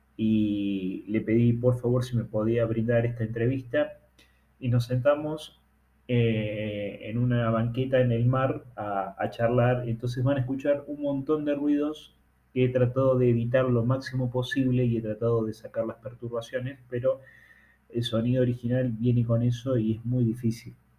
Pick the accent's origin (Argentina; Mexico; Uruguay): Argentina; en mi país, de la Argentina